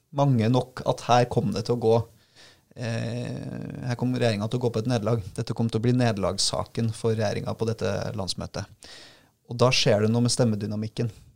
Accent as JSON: {"language": "Norwegian", "town": "Trondheim", "region": "Trøndelag", "country": "Norway", "tie": "born or raised there", "said": "Trondheim, som er mitt uh, hjemsted"}